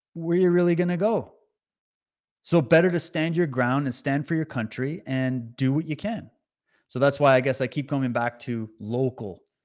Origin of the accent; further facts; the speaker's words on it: Canada; as a Canadian